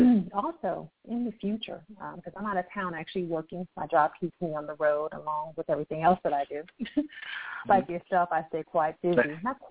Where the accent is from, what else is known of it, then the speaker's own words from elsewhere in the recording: Akron, Ohio, United States; moved away; also born or lived in Dallas, Texas; a small city girl. I'm born and raised in Akron, Ohio, which is the state LeBron James is from.